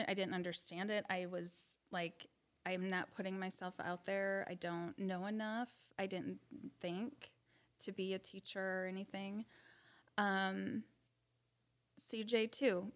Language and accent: English; Bourbonnais, Illinois, United States; I'm born and raised in Bourbonnais.